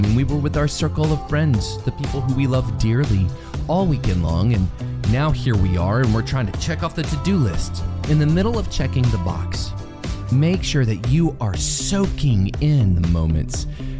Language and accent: English; DeSoto, Texas, United States; I grew up in DeSoto.